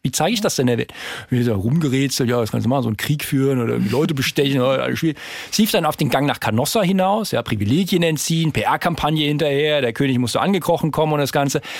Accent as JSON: {"language": "German", "town": "Darmstadt", "region": "Hesse", "country": "Germany", "tie": "born or raised there", "said": "Ich bin jetzt in Darmstadt geboren"}